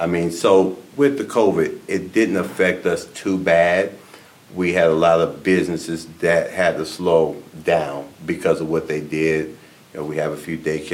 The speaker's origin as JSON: {"language": "English", "town": "Houston", "region": "Texas", "country": "United States", "tie": "born or raised there", "moved": "yes", "lives_now": "Florida, United States", "said": "Grew up in Houston, Texas"}